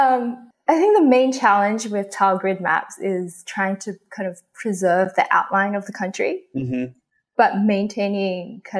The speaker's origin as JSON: {"language": "English", "country": "Australia", "tie": "born or raised there", "also_born_or_lived": "Hong Kong", "said": "I was born in Hong Kong, but I grew up in Australia."}